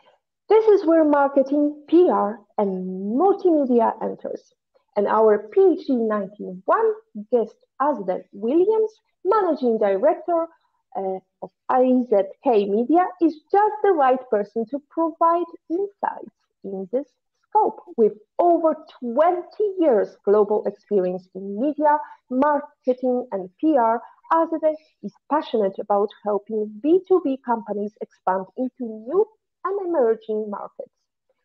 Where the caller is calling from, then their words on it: Valletta, Malta; I'm tuning from Valletta, but actually, you're going to listen to us and watch us next week.